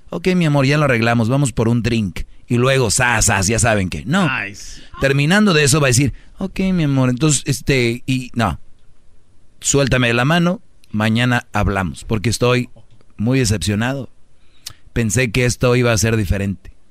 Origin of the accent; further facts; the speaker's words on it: Jalisco, Mexico; yo no soy de allá, yo soy de Jalisco